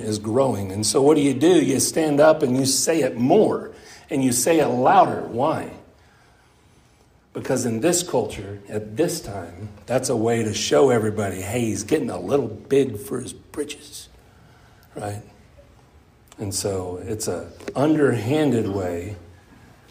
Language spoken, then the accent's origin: English; Wise County, Texas, United States; I grew up right here in Wise County